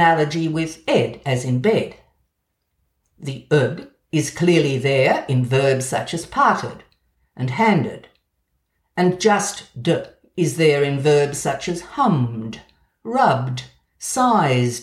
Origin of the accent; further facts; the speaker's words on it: Australia; accent: Australian; moved away; also born or lived in Edinburgh; my Australian accent.